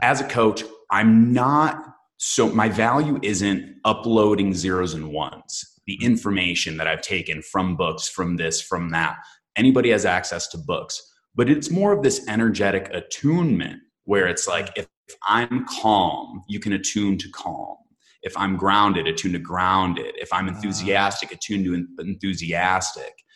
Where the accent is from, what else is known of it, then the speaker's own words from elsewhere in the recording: Michigan, United States; I am from Michigan